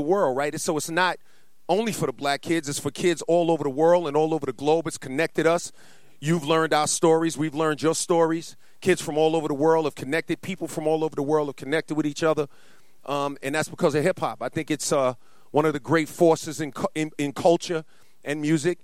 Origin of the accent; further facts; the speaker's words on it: New York City, New York, United States; a young black kid growing up in Queens